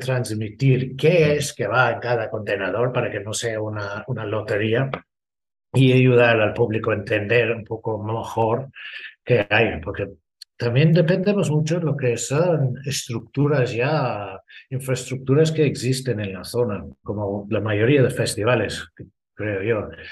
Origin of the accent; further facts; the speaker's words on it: Ireland; Spanish is a second language; now in Spain; Soy irlandés